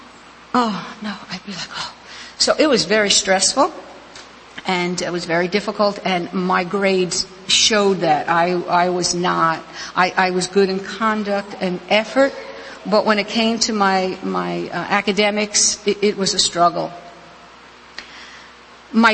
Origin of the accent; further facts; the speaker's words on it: New York City, New York, United States; moved away; I was actually born and raised in New York City, the section called Queens and partially in Brooklyn